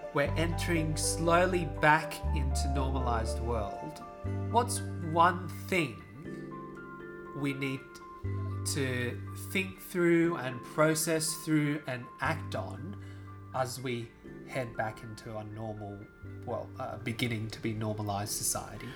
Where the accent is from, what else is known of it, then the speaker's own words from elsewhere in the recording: Australia; an Asian Australian